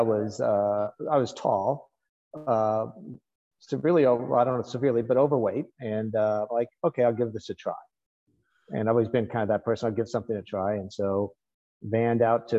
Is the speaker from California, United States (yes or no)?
yes; Sonoma County, Northern California, United States; I'm from Northern California originally, from Sonoma County area